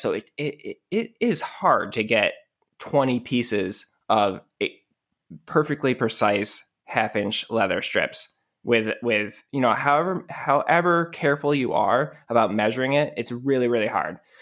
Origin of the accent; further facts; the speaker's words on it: Rochester, New York, United States; I'm from Rochester, New York, which is basically Canada